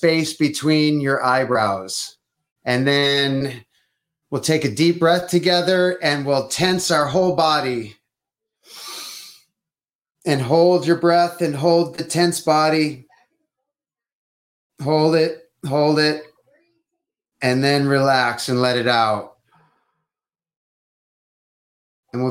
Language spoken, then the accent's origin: English; Detroit, Michigan, United States; I'm from Detroit